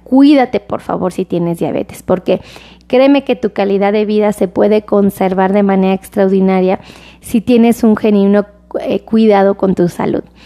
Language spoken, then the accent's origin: Spanish; Mexico; como mexicano